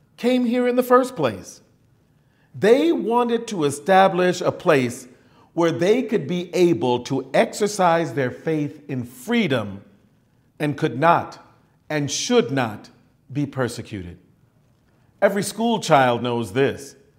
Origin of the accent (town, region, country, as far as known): United States